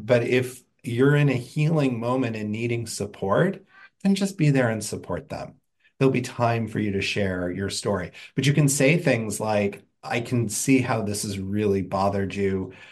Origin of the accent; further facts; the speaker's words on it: Indiana, United States; I grew up in Indiana